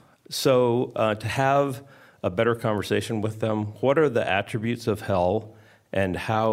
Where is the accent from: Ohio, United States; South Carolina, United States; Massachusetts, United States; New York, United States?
Ohio, United States; Shaker Heights; from Shaker Heights, Ohio.